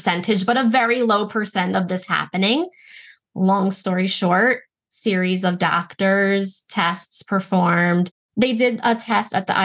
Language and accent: English; Baltimore, Maryland, United States; I'm from Baltimore